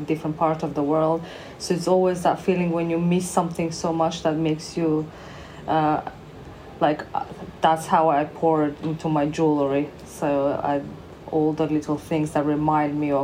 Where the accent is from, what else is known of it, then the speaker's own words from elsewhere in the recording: North Macedonia; now in Bournemouth, United Kingdom; I'm originally from, I'm born in Macedonia. Now it's called North Macedonia.